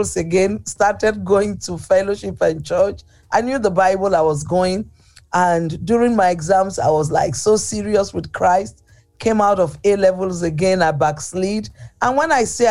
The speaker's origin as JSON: {"language": "English", "town": "Port Harcourt", "region": "Rivers State", "country": "Nigeria", "tie": "born or raised there", "said": "Growing up in Nigeria was good for me"}